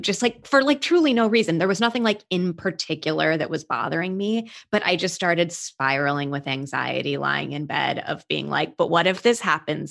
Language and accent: English; Peoria, Illinois, United States; I grew up in Peoria, Illinois, which mm-hmm. is like the middle of the Midwest